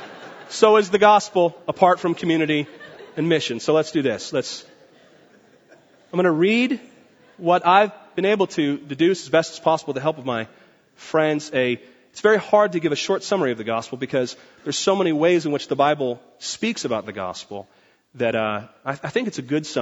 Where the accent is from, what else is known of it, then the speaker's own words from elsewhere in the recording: Port Orchard, Washington, United States; Port Orchard in Washington is like hairy lumbermen that just come out of the woods. And that's where I grew up